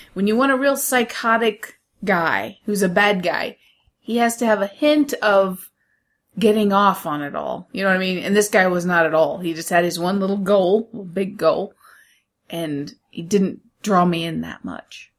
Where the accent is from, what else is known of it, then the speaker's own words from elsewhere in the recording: United States; I'm the American in this family